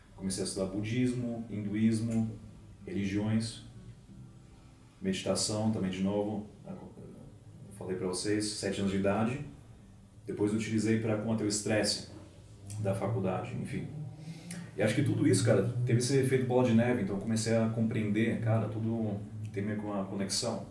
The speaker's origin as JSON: {"language": "Portuguese", "country": "Germany", "tie": "born or raised there", "first_language": "Portuguese", "moved": "yes", "lives_now": "Brazil", "said": "nasci aqui no Brasil, daí com seis anos, os meus pais me pegaram e a gente foi para a Alemanha"}